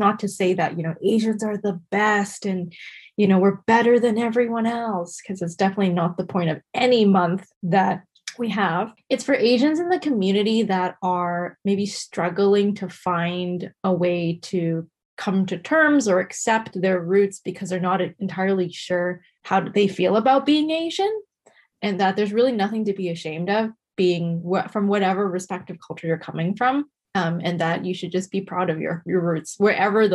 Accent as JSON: {"language": "English", "country": "Canada", "tie": "born or raised there", "said": "we were born in Canada"}